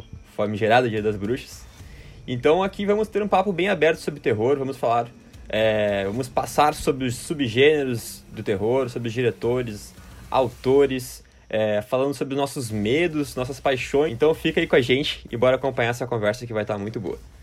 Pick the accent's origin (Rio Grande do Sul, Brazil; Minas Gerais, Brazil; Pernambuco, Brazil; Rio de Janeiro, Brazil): Rio Grande do Sul, Brazil; Porto Alegre; meus conterrâneos aqui de Porto Alegre